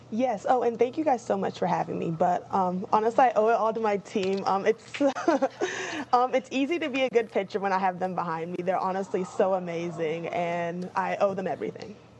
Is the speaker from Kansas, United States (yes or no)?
yes; Topeka, Kansas, United States; I'm from Topeka